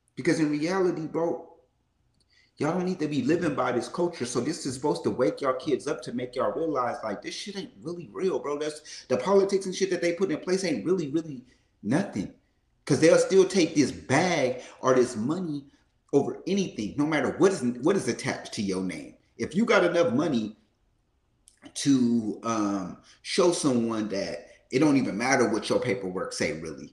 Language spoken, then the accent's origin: English; Oakland, California, United States; I'm from East Oakland.